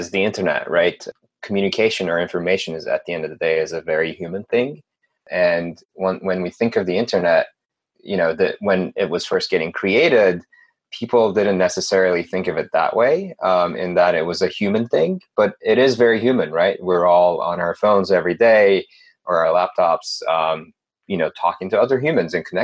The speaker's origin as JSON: {"language": "English", "country": "Turkey", "moved": "as an adult", "lives_now": "United States", "said": "I'm originally from Turkey. I moved to the United States about 7 years ago or so."}